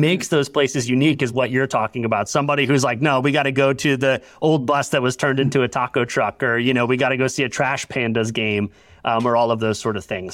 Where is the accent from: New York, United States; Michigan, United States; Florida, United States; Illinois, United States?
Florida, United States; Orlando; I grew up in Orlando, like, right in the shadow of Disney World